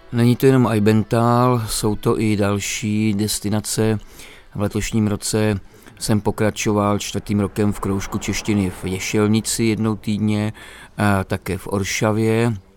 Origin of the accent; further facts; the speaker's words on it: Moravia, Czechia; moved away as an adult; now in Romania; Já jsem z Moravy